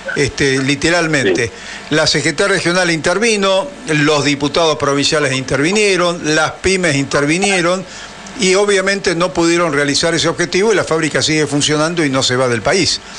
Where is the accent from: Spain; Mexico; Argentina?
Argentina; Córdoba; yo soy cordobés de origen